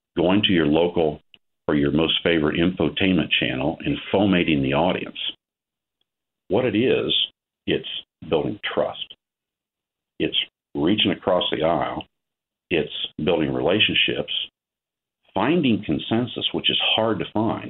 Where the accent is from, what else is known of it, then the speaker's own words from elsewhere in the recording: Ohio, United States; I'm a farmer from Ohio